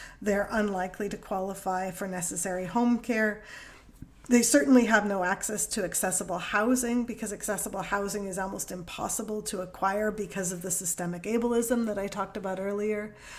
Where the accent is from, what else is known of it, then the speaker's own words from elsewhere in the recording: Canada; first language English; You know, English is my first language. My accent sounds like I don't have an accent in Canada.